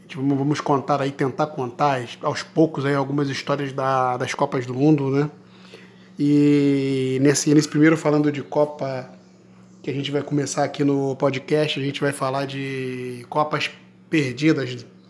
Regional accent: Brazil; eu sou brasileiro

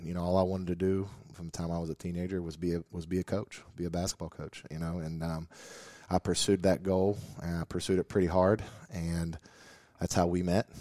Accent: North Carolina, United States; moved away as an adult; now in West Virginia, United States; I grew up in North Carolina

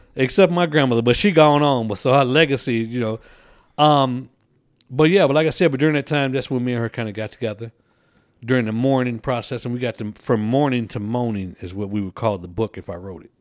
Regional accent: Kankakee, Illinois, United States; moved away as an adult; also born or lived in Colorado Springs, Colorado; now in Texas, United States; move from Kankakee, which is my hometown, to come to Texas

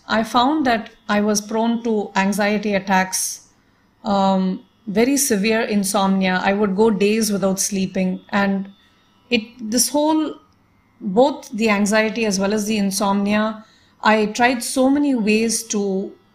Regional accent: Toronto, Ontario, Canada; moved away; also born or lived in Delhi, India; Growing up outside India, I had a few opportunities to listen to the great masters perform live when they visited Toronto, Canada, where we lived

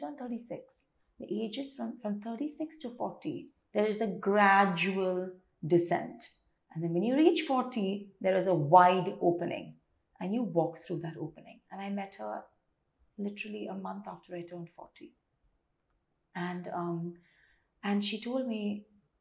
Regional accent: Tamil Nadu, India; I'm South Indian and Tamilian

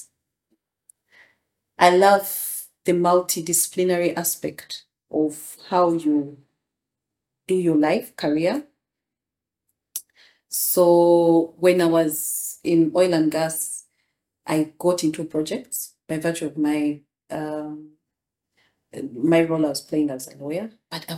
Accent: Kampala, Uganda; So I'm second generation because I was born here in Zambia Hospital. We're rooted here, went to Buganda Road Primary School, went to Chibuli

